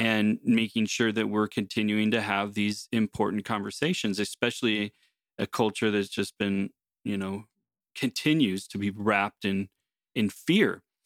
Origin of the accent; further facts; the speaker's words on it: United States; now in Canada; originally as an American, having come to Canada